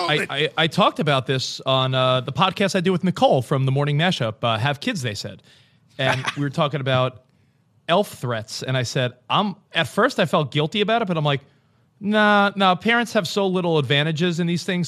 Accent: New York, United States; moved away as an adult; also born or lived in Woodland Hills, Los Angeles; now in Los Angeles, United States; I'm a New Yorker, and we've been out here, like, five years

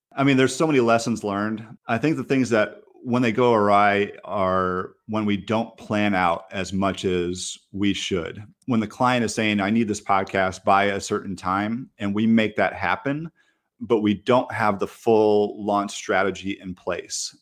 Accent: Michigan, United States; moved away as an adult; now in Raleigh, United States; I grew up in Michigan

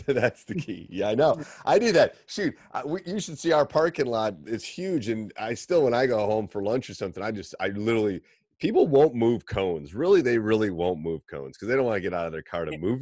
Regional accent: Midwest, United States; accent: midwestern drawl; midwestern draw like we have

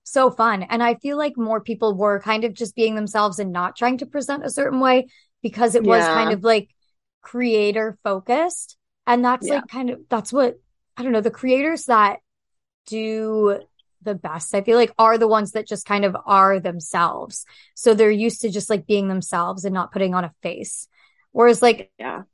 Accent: New Hampshire, United States; moved away; I'm from New Hampshire

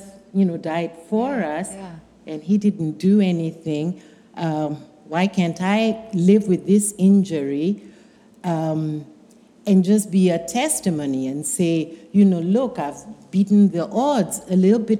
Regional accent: Kenya; moved away; I'm originally from Kenya.

